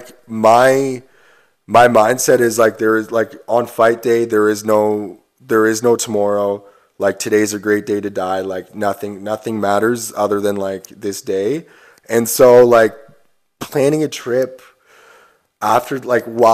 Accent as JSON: {"language": "English", "town": "Stratford", "region": "Ontario", "country": "Canada", "tie": "born or raised there", "said": "I'm from Stratford, and like growing up in Stratford, everyone wants to play hockey"}